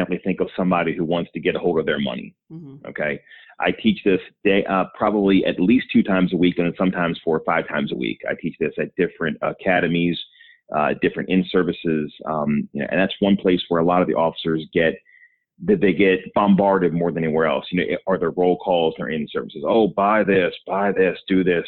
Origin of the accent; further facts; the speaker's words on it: Baltimore, Maryland, United States; I'm from Baltimore originally. That's where I still live. I grew up in the area.